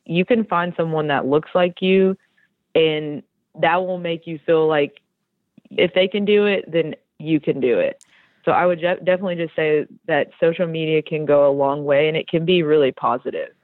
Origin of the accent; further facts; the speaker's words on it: Tennessee, United States; now in Georgia, United States; I grew up in Tennessee, and my mom is from Tennessee and my dad is from Mexico.